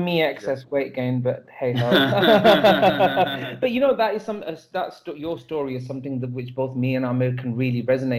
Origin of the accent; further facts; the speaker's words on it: United Kingdom; I'm not from Pakistan. Like I'm British born